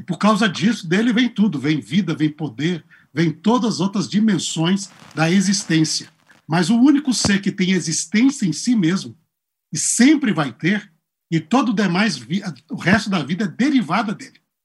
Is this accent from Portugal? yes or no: no; Governador Valadares, Minas Gerais, Brazil; moved away as an adult; also born or lived in France / Spain / Israel / United States; eu sou originário, sou originário de Minas Gerais, sou mineiro, cidade boa, de Governador Valadares